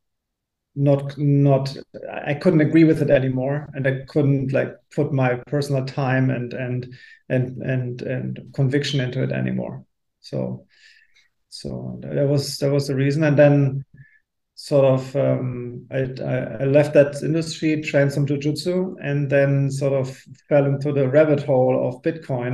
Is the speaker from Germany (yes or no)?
yes; Germany